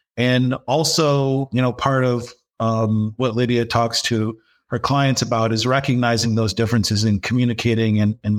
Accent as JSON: {"language": "English", "town": "Dearborn", "region": "Michigan", "country": "United States", "tie": "born or raised there", "said": "Yes, I was born in Dearborn, Michigan."}